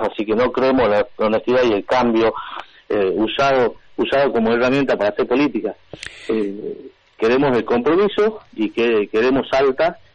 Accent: San Lorenzo, Salta, Argentina; yo soy, yo soy de San Lorenzo, yo me crié en San Lorenzo.

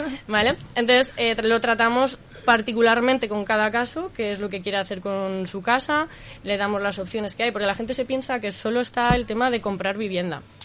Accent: Madrid, Community of Madrid, Spain; moved away as an adult; also born or lived in Salamanca; now in Zaragoza, Spain; yo soy madrileña, llevo ya 14 años viviendo en, en Aragón, en Zaragoza

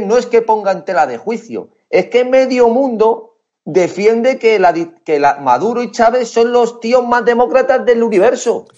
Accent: Madrid, Community of Madrid, Spain; Soy de Madrid, de Madrid

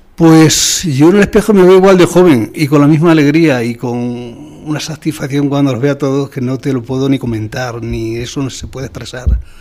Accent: Almagro, Castilla-La Mancha, Spain; yo he vivido siempre fuera de mi pueblo

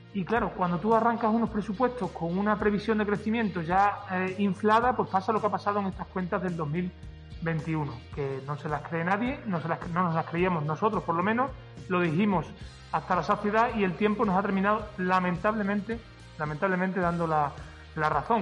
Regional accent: Extremadura, Spain; yo como extremeño

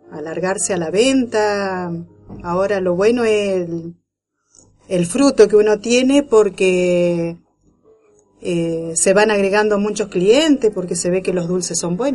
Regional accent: Arroyo Leyes, Santa Fe, Argentina; acá yo soy de acá de Arroyo Leye. Eh, hay muchas plantas, mucha variedad de citrus. Eh, también se, cultiva la batata, el zapallo, la calabaza.

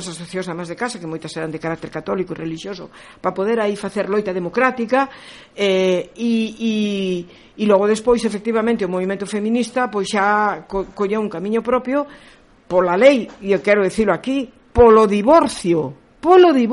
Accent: Galicia, Spain; son galega e polo tanto considero que a miña maneira de estar no mundo é como muller e como galega.

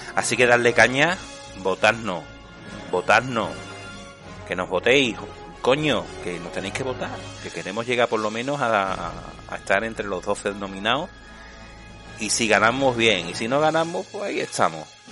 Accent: Seville, Andalusia, Spain; yo soy un chaval de Sevilla, en Andalucía, en España, del barrio de Triana

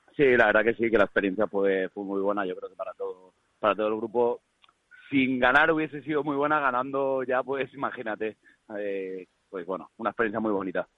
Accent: Valencia, Valencian Community, Spain; soy de Valencia

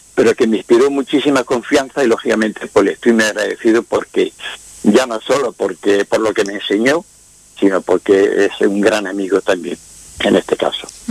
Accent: Quesada, Andalusia, Spain; soy de Jaén, la provincia de Jaén, de Quesada.

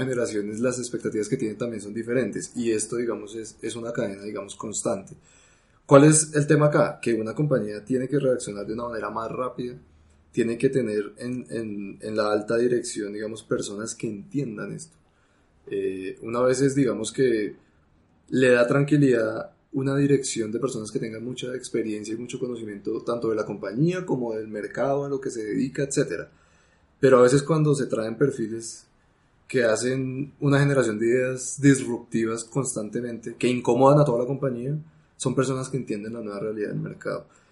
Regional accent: Colombia

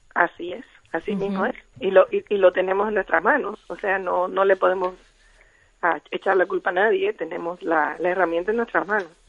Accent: Cuba; soy cubana como dijiste

